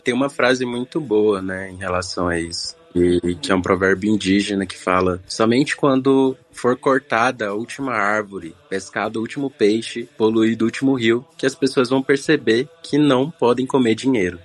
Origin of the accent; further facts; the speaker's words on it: Mato Grosso, Brazil; now in Brasília, Brazil; Atualmente eu moro em Brasília, mas eu sou do Mato Grosso, uma outra região.